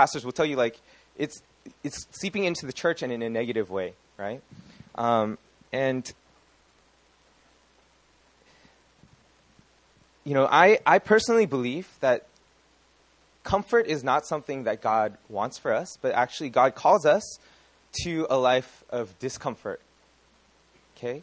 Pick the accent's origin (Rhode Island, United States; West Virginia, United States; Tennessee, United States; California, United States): California, United States; I am from California